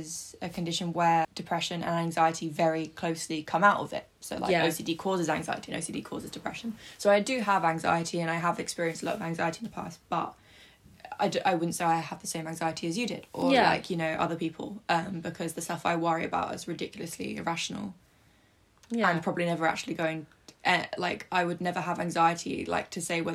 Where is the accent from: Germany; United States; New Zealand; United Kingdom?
United Kingdom; Eastbourne, South East England; I'm from Eastbourne, which is south of England